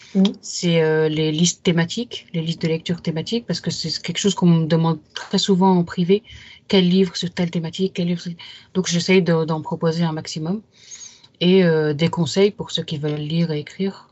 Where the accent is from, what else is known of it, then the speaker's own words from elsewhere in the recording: Yvelines, Île-de-France, France; J'ai grandi dans les Yvelines, un département de l'ouest de Paris